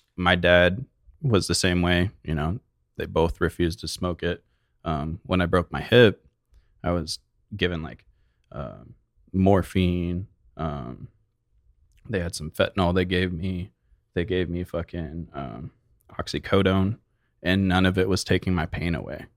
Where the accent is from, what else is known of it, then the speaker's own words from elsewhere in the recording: Mesa, Arizona, United States; also born or lived in Chandler, Arizona / Oregon; Mesa and Chandler were, like, the main length